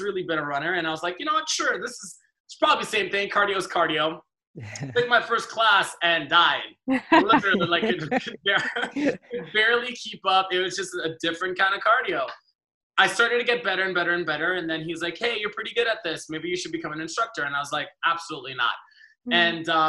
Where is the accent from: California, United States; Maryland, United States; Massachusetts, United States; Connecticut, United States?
California, United States; Los Angeles; also born or lived in Trinidad and Tobago; I grew up